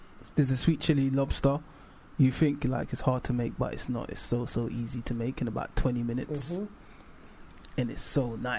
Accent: United Kingdom; born there; how we've intertwined as British born boys, mm-hmm. and with that Jamaican heritage and Caribbean heritage

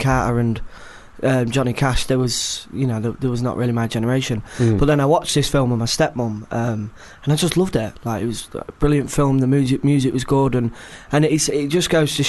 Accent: Grimsby, Yorkshire and the Humber, United Kingdom; moved away as an adult; now in London, United Kingdom; I was born in Grimsby. I was kind of brought up in the rougher areas of Grimsby.

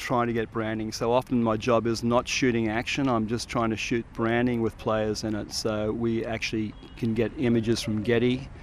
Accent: Sydney, New South Wales, Australia; moved away as an adult; also born or lived in Aspen, Colorado / Sierra Leone / Guatemala / Central African Republic; I'm from Sydney, Manly Beach in Sydney

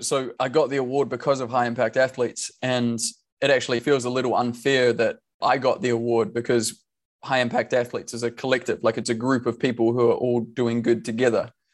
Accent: New Zealand; we are all Kiwi

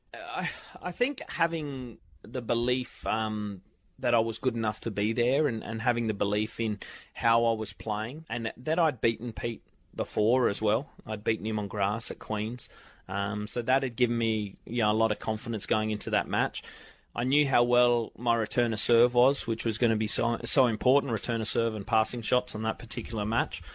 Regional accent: Australia; growing up in Australia

